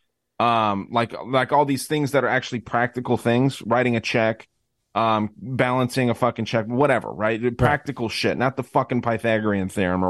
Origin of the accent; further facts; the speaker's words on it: Arizona, United States; my home state here